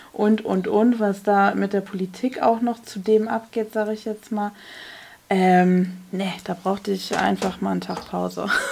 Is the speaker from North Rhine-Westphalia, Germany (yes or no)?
yes; North Rhine-Westphalia, Germany; bei uns in NRW